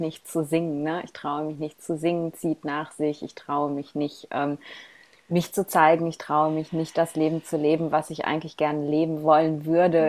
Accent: Ruhr area, North Rhine-Westphalia, Germany; accent: Ruhr dialect; ich komme ja aus dem Ruhrgebiet und wir haben ja eine sehr ähm, spezielle Sprache

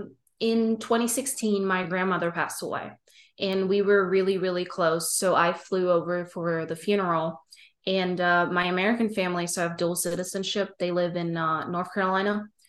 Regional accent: Germany; moved away as an adult; now in United States; so I'm originally from Germany, and I moved to the US when I was 20. So I packed three suitcases and I moved across the pond out of my parents' house and started a whole brand new life in the US.

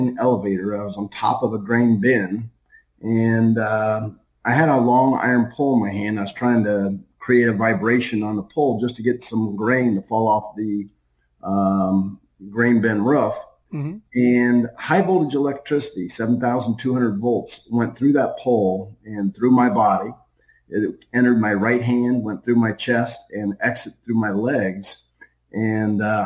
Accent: Ohio, United States; also born or lived in Venice, Florida; we're from Ohio

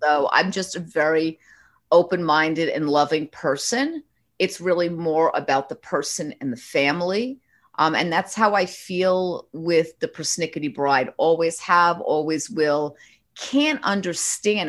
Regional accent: New York, United States; I'm a Northeasterner. I'm a New Yorker.

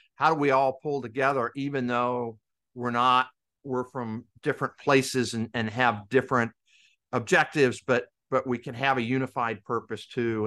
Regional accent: Kansas, United States; moved away as an adult; I grew up in Kansas. My dad was in, in the Navy, and he retired in nineteen seventy-five. We moved back to Kansas

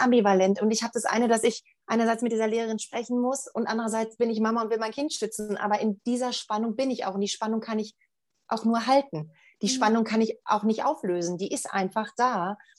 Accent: Germany; hier bei uns in Deutschland

